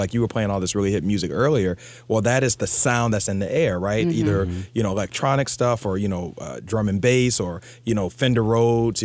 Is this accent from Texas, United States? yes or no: no; Jacksonville, Florida, United States; moved away as an adult; also born or lived in New York; I grew up in Jacksonville, Florida. I moved to New York at 18. And now I've actually moved back to Jacksonville